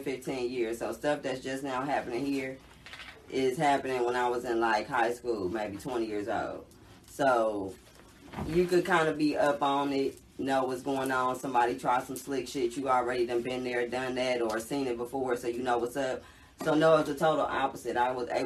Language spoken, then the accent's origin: English; Oakland, California, United States; moved away as an adult; now in Atlanta, United States; But I'm from Cali, born and raised in Oakland. Shout out to the Bay Area, West Oakland.